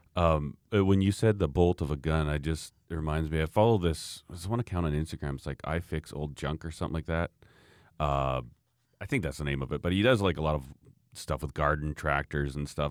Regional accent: Canada; being a Canadian

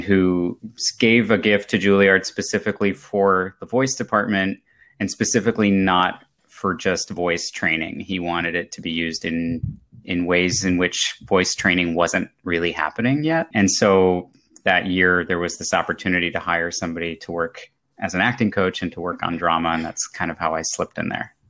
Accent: Germany; moved away; I grew up in Germany, um, as a child of an American parent and a, and a German-speaking parent.

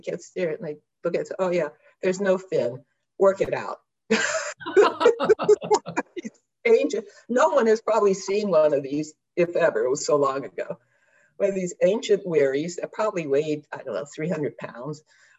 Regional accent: Philadelphia, Pennsylvania, United States; born there; By the way, I was born in Philadelphia, as was my older brother.

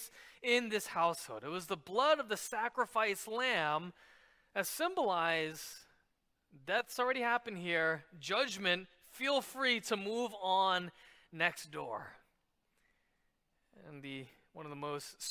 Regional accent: New York City, New York, United States; I grew up in New York City, and many of my friends were Jewish

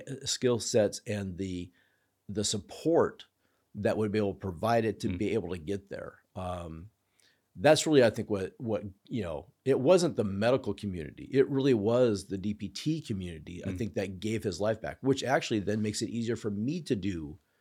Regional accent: Clown Falls, United States; So for me, we grew up, I grew up in Clown Falls, had Dr. Jeff Marks, excellent internist, was our family doctor

